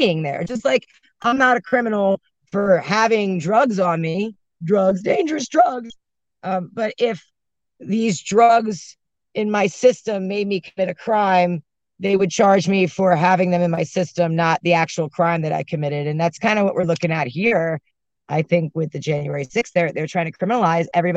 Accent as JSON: {"language": "English", "town": "Baltimore", "region": "Maryland", "country": "United States", "tie": "born or raised there", "moved": "yes", "said": "Baltimore, and that's my hometown"}